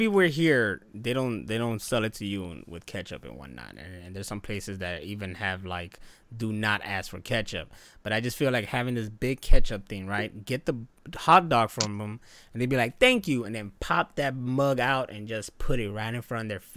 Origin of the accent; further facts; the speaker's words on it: Chicago, Illinois, United States; I'm actually from Chicago.